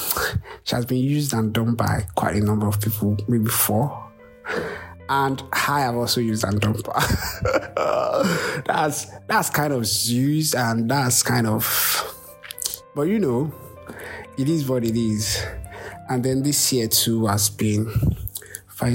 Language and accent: English; Lagos, Nigeria; I'm from Lagos, Nigeria